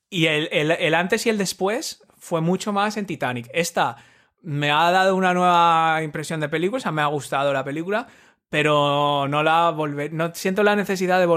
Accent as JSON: {"language": "Spanish", "region": "Asturias", "country": "Spain", "said": "Claro, somos asturianos."}